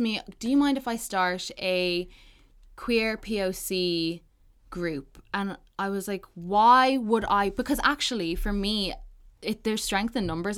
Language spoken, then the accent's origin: English; Balbriggan, Leinster, Ireland; the people that I grew up with in Balbriggan, shout out B10